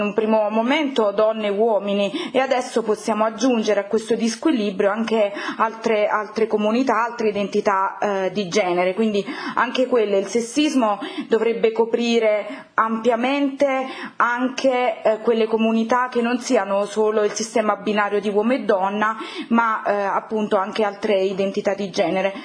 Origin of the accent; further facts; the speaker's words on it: Campania, Italy; sono campana